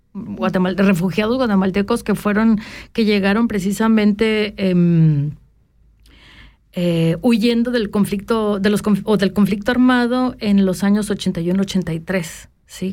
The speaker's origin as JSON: {"language": "Spanish", "town": "Tapachula", "region": "Chiapas", "country": "Mexico", "tie": "born or raised there", "moved": "yes", "said": "las tierras donde yo nací, donde yo crecí"}